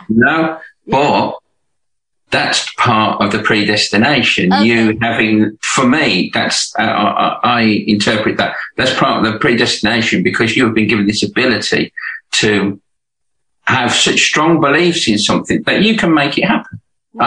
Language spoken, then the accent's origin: English; Birmingham, West Midlands, United Kingdom; now in Hove, United Kingdom; I'm from Birmingham, but not Alabama.